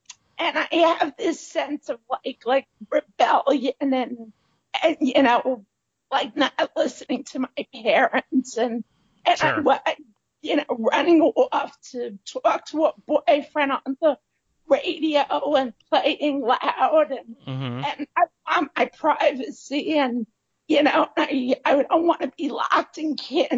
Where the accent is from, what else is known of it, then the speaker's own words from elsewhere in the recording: Bronx, New York, United States; Okay, so I'm a Bronx native, formerly of the neighborhood known as Norwood, that's in the North Bronx